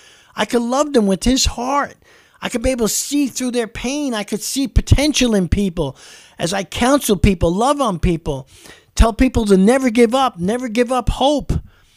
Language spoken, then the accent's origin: English; New York City, New York, United States; I mean, I grew up in New York City.